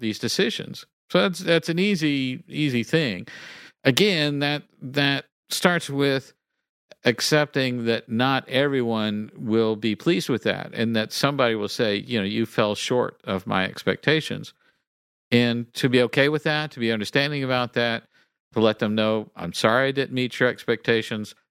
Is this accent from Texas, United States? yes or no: yes; Galveston Bay, Texas, United States; I am part Cajun and I grew up, uh, you know, next to Galveston Bay.